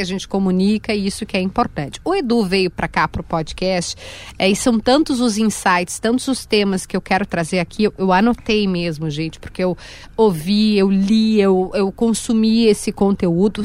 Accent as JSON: {"language": "Portuguese", "region": "Rio Grande do Sul", "country": "Brazil", "said": "eu sou do Rio Grande do Sul"}